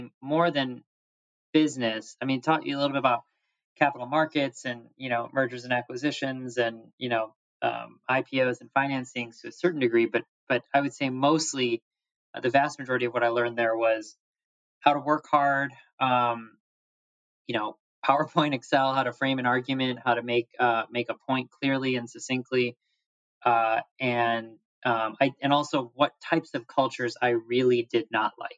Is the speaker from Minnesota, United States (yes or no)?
no; Wheaton, Illinois, United States; I was not a Christian growing up in Wheaton, Illinois.